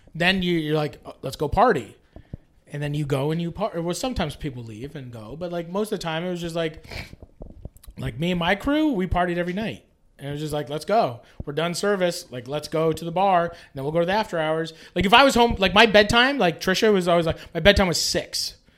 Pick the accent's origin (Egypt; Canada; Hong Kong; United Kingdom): Canada; I'm from Canada